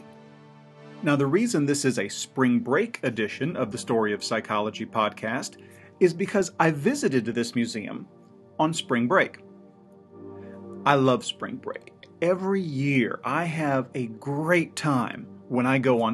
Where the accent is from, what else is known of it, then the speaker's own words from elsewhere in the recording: Missouri, United States; my home state of Missouri